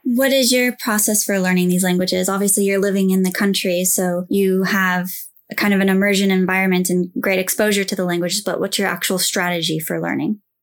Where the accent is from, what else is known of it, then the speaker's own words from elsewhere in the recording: United States; I'm from the U S as well.